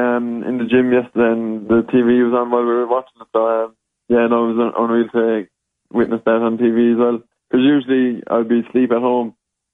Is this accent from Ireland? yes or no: yes; Cork, Munster, Ireland; moved away; I'm from Cork